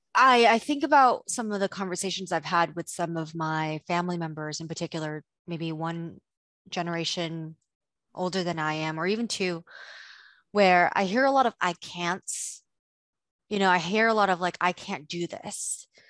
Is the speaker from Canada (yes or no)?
no; Indonesia; moved away; I didn't grow up in the States, I grew up in Indonesia